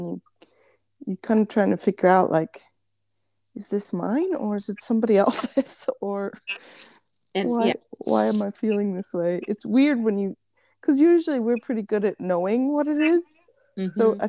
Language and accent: English; Las Vegas, Nevada, United States; growing up in Las Vegas, I always was excited when it was rainy and I got tired of the sunshine.